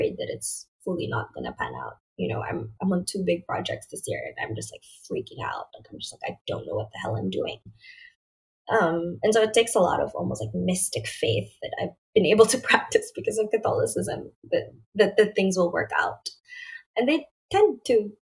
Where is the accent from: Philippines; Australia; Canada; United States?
Philippines; I was a kid from the Philippines